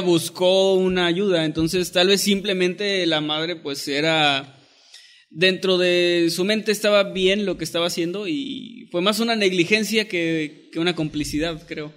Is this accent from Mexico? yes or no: yes; northern Mexico, Mexico; soy obviamente norteño